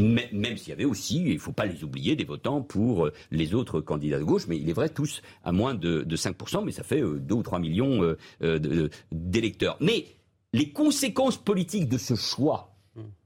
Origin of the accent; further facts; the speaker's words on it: Spain; moved away; je suis né en Espagne il y a presque 60 ans, j'y ai vécu, vous connaissez mes liens, ma double culture avec ce pays